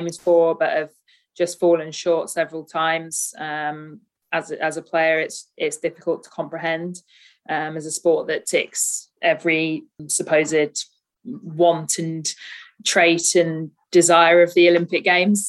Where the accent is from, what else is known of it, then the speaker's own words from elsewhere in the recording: Birmingham, West Midlands, United Kingdom; Born and bred in Birmingham, always lived in the West Midlands